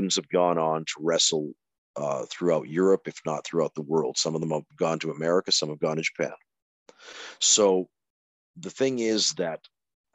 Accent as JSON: {"language": "English", "town": "Calgary", "region": "Alberta", "country": "Canada", "tie": "born or raised there", "moved": "yes", "lives_now": "Helsinki, Finland", "said": "I was brought up in Calgary"}